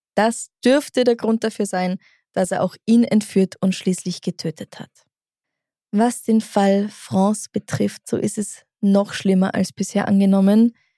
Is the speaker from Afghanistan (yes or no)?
no; Austria; dass ich aus Österreich bin